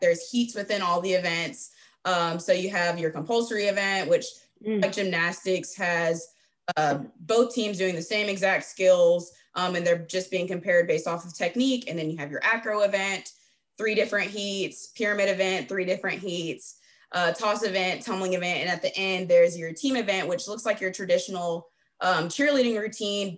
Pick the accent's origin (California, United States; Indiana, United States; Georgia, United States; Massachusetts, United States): Georgia, United States; also born or lived in Jefferson, Georgia; I'm from Georgia